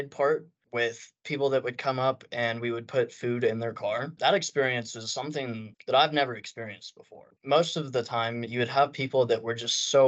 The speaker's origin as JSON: {"language": "English", "town": "Amarillo", "region": "Texas", "country": "United States", "said": "My preference is in person, but that's because I'm from Amarillo and I worked as a teller."}